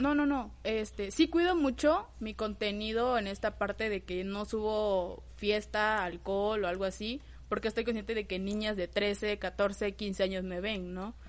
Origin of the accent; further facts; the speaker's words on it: Villahermosa, Tabasco, Mexico; moved away as an adult; now in Tuxtla Gutiérrez, Mexico; originaria soy de Tabasco, Villahermosa, Tabasco. Pero ya tengo 8 o 10 años viviendo aquí en Tuxtla